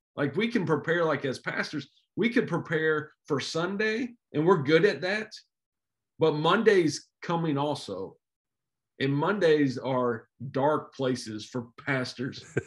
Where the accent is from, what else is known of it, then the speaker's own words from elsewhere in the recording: Jefferson City, Missouri, United States; I grew up around Jeff City